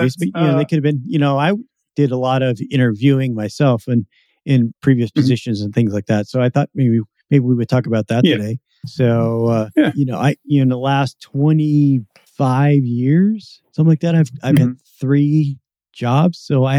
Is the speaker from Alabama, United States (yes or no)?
no; Seattle, Washington, United States; I'm from the Seattle area as well, so I kind of understand that.